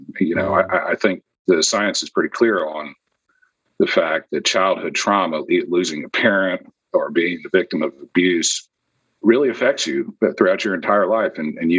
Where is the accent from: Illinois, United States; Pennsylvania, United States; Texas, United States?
Texas, United States; Houston; So I'm from Houston, Texas. I'm actually a seventh generation Texan, although my dad was an Air Force officer, and so I moved around all over the place when I was growing up.